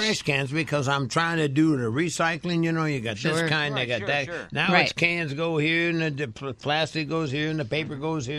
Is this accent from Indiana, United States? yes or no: yes; Indianapolis, Indiana, United States; moved away as an adult; now in New York, United States; I'm a kid from Indianapolis